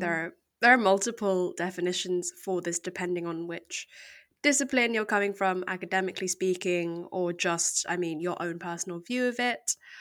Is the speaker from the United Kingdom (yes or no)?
yes; United Kingdom; accent: very English; I was born here in the U K, and I've always lived here